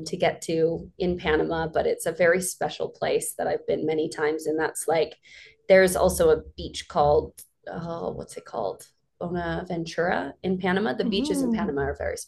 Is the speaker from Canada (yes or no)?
yes; Vancouver Island, British Columbia, Canada; I'm from Vancouver Island, a small little town, a mining town there.